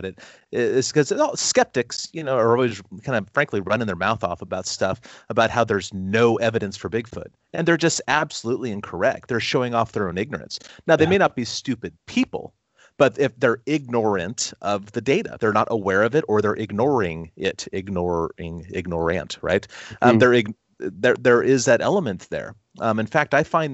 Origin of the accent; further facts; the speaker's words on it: Long Beach, California, United States; I grew up in Long Beach, California